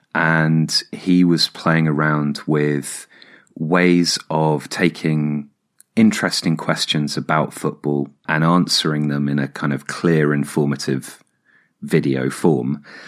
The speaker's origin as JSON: {"language": "English", "area": "Hampshire", "region": "South East England", "country": "United Kingdom", "tie": "born or raised there", "also_born_or_lived": "Oxford / London", "moved": "yes", "said": "I grew up in Hampshire and then lived in Oxford for seven years."}